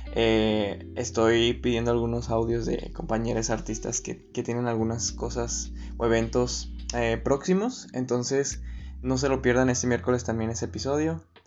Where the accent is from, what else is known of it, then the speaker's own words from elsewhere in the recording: Agua Prieta, Sonora, Mexico; Yo soy de Agua Prieta Sonora